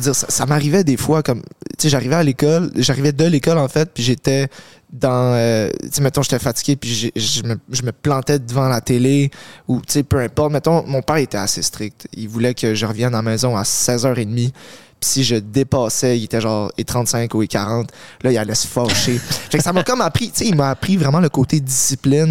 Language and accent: French; Montreal, Quebec, Canada; je suis né à Montréal. Euh, j'ai grandi avec mes parents